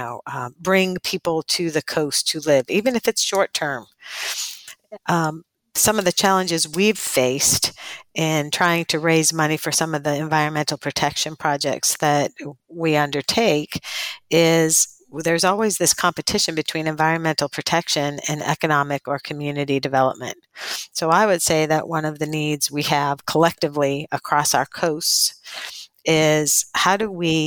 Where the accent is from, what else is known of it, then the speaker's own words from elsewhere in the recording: Northeast, United States; moved away as an adult; also born or lived in coastal Alabama; now in Alabama, United States; I'm from the Northeast